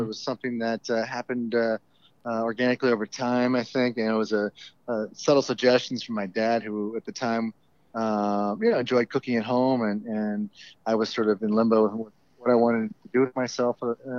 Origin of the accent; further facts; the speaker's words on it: Florida, United States; also born or lived in St. Louis / Southwest Virginia; now in Chicago, United States; I grew up in Florida, and, you know, went off to school in St. Louis for a little bit and found that it just wasn't for me.